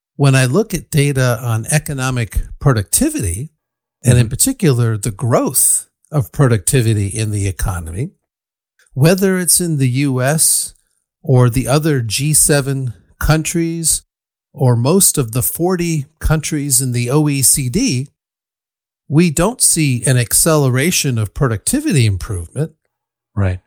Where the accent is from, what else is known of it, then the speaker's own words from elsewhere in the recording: Ann Arbor, Michigan, United States; now in Berkeley, United States; I grew up in Ann Arbor, Michigan, where the University of Michigan is located